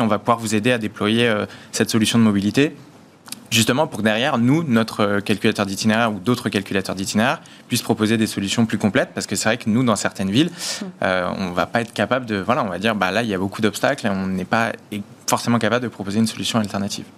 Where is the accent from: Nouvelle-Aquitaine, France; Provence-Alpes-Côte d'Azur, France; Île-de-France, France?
Île-de-France, France; Paris; je suis parisien euh, depuis que je suis petit